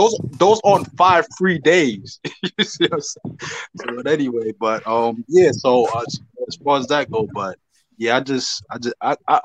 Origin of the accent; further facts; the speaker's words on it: Kingston, Jamaica; Jubilee Hospital, Kingston